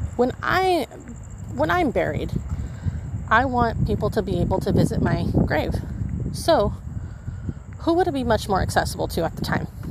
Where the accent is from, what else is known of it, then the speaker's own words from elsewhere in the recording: Holtville, California, United States; now in El Centro, United States; my hometown of Holtville